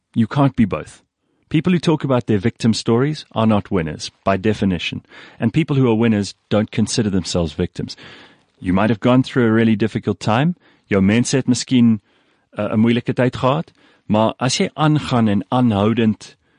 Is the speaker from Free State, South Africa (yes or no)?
no; Pretoria, Gauteng, South Africa; Afrikaans is a second language; also born or lived in KwaZulu-Natal; Ek is in Pretoria gebore. Ek het daar die meeste van my lewe deurgebring.